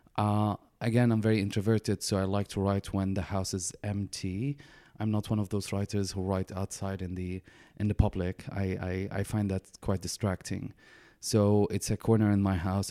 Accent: Damascus, Damascus Governorate, Syria; moved away as an adult; now in Canada; I was born and raised in Damascus, Syria, uh, in a conservative family

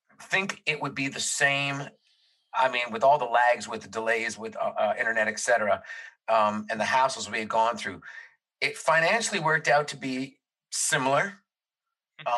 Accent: Toronto, Ontario, Canada; we're from Toronto

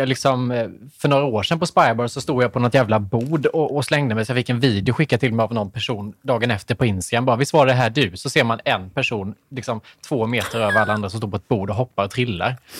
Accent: Värnamo, Jönköping County, Sweden; nu kommer jag från Värnamo

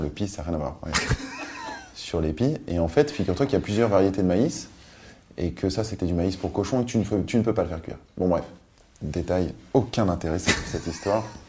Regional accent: Paris, Île-de-France, France; also born or lived in Nice / Biot; j'ai grandi euh, à Bastille, dans, un, quartier super agréable

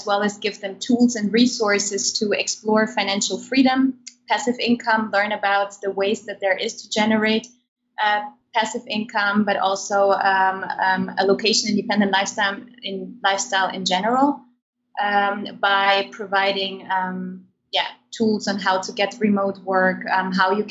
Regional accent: Germany; moved away as an adult; also born or lived in Kazakhstan; now in Netherlands; I was born in Kazakhstan. And I have moved with my family to Germany when I was a child. So I grew up most of my life in Germany

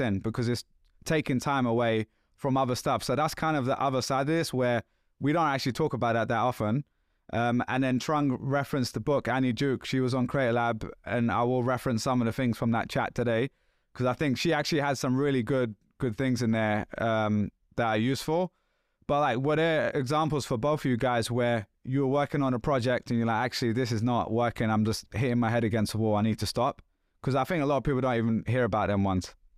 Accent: London, United Kingdom; accent: London; this is still a London accent, but this is, like, fifteen years ago almost where you couldn't understand what I was saying, right? And it was, like, lots of slang and just, like, thick.

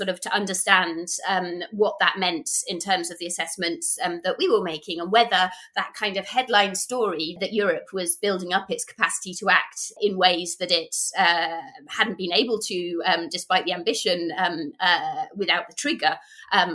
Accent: United Kingdom; being British

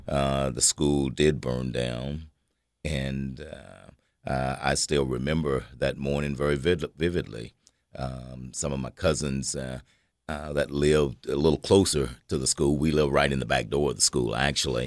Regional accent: Cookeville, Tennessee, United States; I was born here in Cookville, grew up in Cookville, uh, spent basically all my life in Cookville

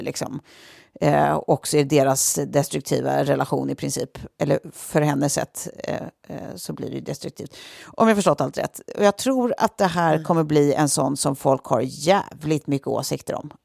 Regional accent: Sweden; som svenskar

